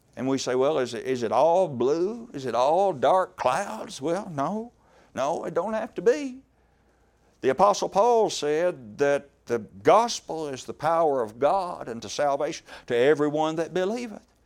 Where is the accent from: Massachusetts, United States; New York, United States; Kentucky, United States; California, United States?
Kentucky, United States; Horse Cave; I am from Horse Cave, Kentucky